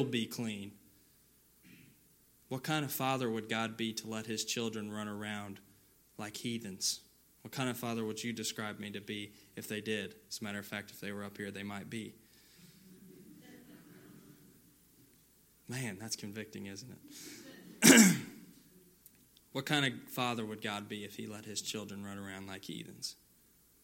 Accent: California, United States; moved away; Back in my hometown where I grew up in California

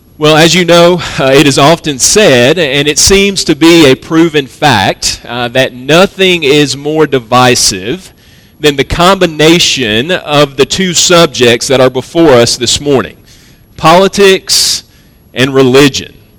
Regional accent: United States; as American Protestants

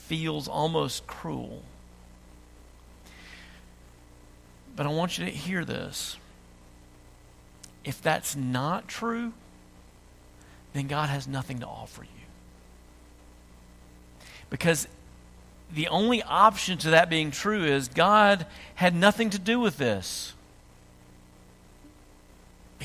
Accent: United States; accent: redneck

